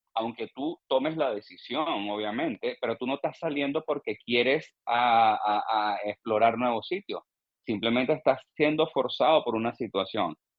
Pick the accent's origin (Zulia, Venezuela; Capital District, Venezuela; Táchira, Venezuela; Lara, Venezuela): Lara, Venezuela; Barquisimeto; moved away as an adult; also born or lived in Madrid area, Spain; now in Spain; una cosa de las que más extraño de mi tierra